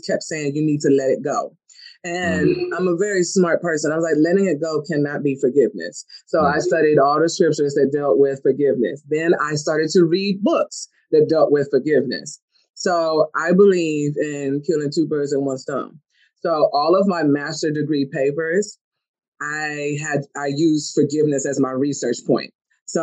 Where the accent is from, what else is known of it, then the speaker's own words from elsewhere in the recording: Colorado, United States; also born or lived in Germany / Michigan; I was born in Germany, raised in Colorado, and then moved to Michigan.